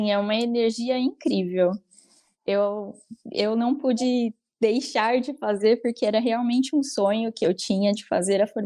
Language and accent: Portuguese; São Paulo, Brazil; eu sou egressa né, da, do curso de Publicidade e Propaganda e eu sou de São Paulo.